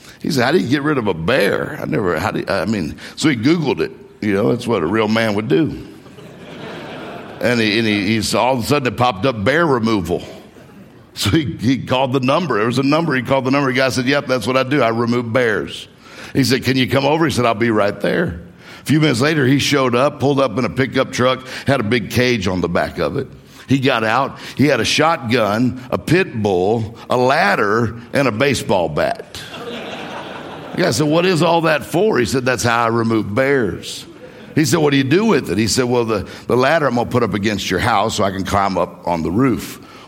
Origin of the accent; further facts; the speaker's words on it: Mississippi, United States; moved away as an adult; also born or lived in Florida / Meridian, Mississippi; now in Detroit, United States; I grew up in Mississippi, graduated high school in Mississippi, and then I moved to Florida